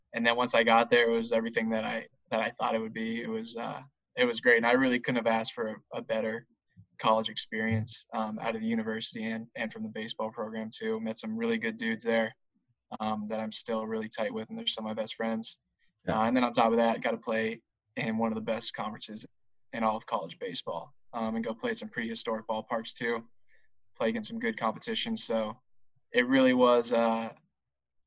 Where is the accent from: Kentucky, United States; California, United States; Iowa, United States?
California, United States; Southern; I born and raised in Southern California